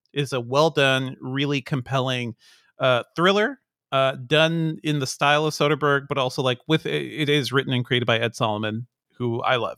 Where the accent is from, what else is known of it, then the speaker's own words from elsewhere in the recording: Guyana; we never get to see anything about my home country that's not, you know, it's, it's all Jim Jones. That's all, that's the only story people hear about Guyana